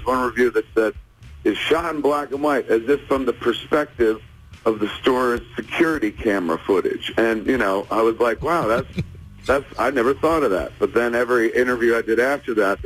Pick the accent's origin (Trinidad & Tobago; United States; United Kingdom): United States; New Jersey; I didn't grow up in Canada. I grew up in New Jersey